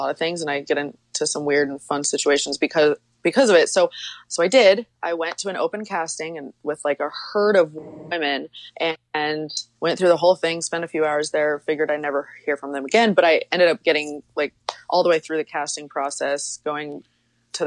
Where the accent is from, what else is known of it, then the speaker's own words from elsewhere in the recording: Wyoming, United States; I grew up in Wyoming on a ranch in very, very rural Wyoming.